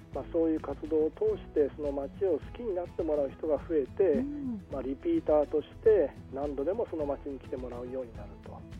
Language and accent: Japanese; Kitami, Hokkaido, Japan; 私の地元の北見市